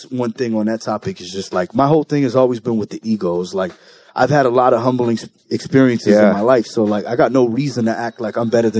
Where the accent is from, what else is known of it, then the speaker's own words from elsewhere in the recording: Compton, California, United States; also born or lived in Bellflower / Long Beach / Norwalk; I was born in Compton.